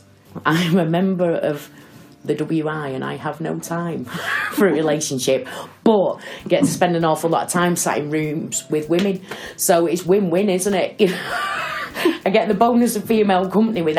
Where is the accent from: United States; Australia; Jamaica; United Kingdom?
United Kingdom; Salford, North West England; I'm from Salford, lived in Salford all my life, originally a Winton girl.